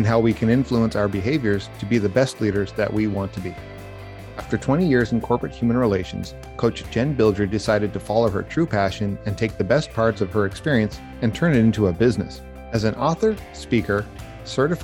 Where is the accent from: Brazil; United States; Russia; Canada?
Canada; also born or lived in Ottawa; being a Canadian